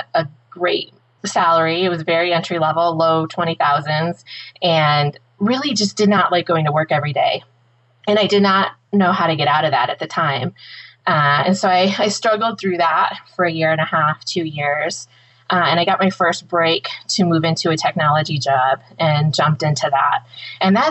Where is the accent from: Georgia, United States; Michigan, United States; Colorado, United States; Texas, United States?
Michigan, United States; Woodhaven; I grew up in Woodhaven, Michigan, just south of Detroit